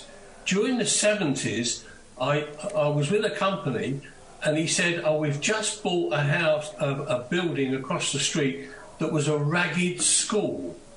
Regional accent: London, United Kingdom; I was born in 1947 in the East, in Bethnal Green, and I grew up in Bethnal Green

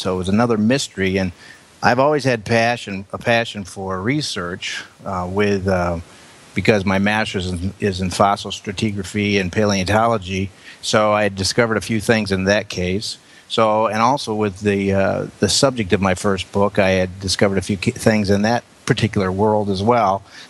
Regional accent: Buffalo, New York, United States; I'm from Buffalo, New York.

